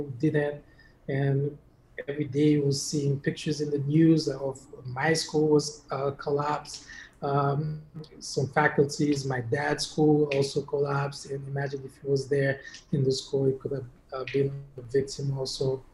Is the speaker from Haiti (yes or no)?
yes; Haiti; now in United States; growing up in Haiti, I've never been to the dentist until I came to the US